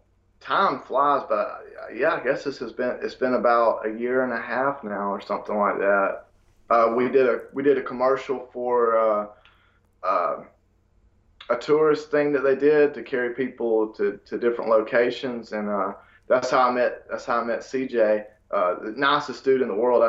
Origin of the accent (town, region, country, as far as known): United States; accent: country